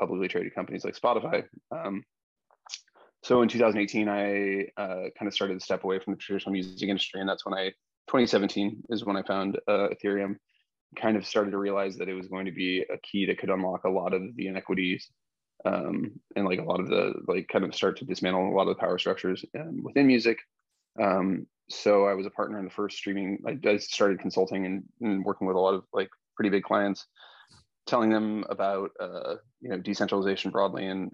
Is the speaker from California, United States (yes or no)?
no; Idaho, United States; I'm a skateboarder from Idaho.